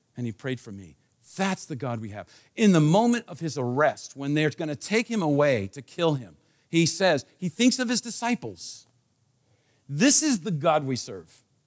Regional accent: Washington, District of Columbia, United States; I was born in Washington, D C

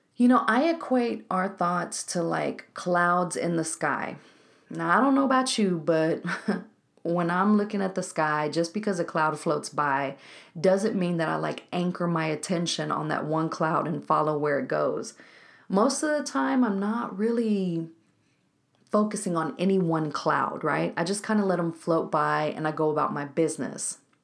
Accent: Waco, Texas, United States; Waco, Texas, my hometown

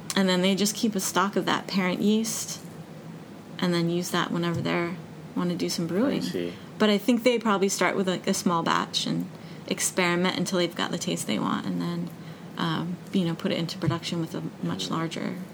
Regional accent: Denver, Colorado, United States; moved away; I grew up in Denver

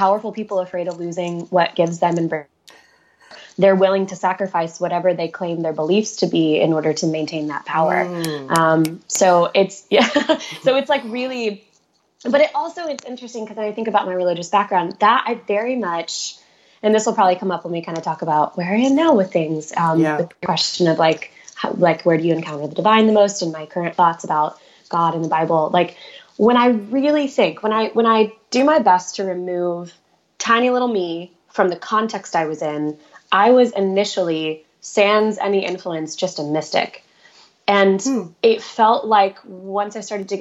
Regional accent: just outside St. Louis, Missouri, United States; I was raised in the Midwest, just outside St. Louis, Missouri, in the suburbs

